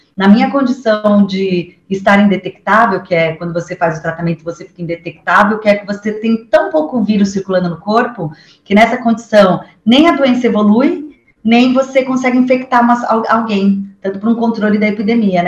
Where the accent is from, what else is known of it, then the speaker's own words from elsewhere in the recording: São Paulo, Brazil; eu sou paulista, né? Nasci aqui